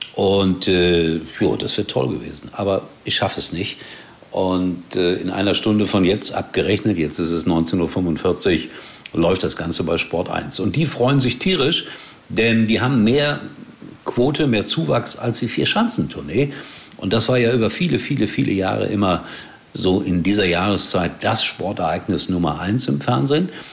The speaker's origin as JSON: {"language": "German", "area": "Rhine-Herne Canal, between Essen and Gelsenkirchen", "region": "North Rhine-Westphalia", "country": "Germany", "tie": "born or raised there", "said": "ich als Kind am Rhein-Herne-Kanal gewohnt habe und dann ging es nach links an die Hafenstraße nach Essen und nach rechts zur Glückaufkampfbahn"}